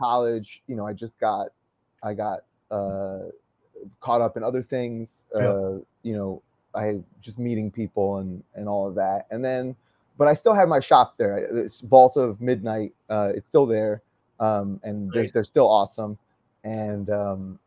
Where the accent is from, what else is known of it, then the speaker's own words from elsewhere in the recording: East Lansing, Michigan, United States; moved away as an adult; also born or lived in Philippines / Brooklyn, New York; now in New York, United States; I was born in the Philippines, but then moved to the United States at a pretty young age, and grew up mostly in East Lansing, Michigan